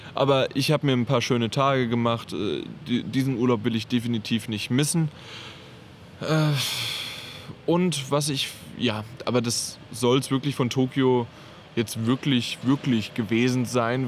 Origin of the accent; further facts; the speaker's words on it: Germany; bei uns in Deutschland